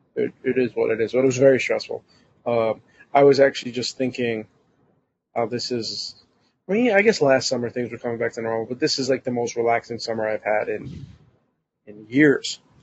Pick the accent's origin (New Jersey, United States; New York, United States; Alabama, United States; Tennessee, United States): New York, United States; as a New Yorker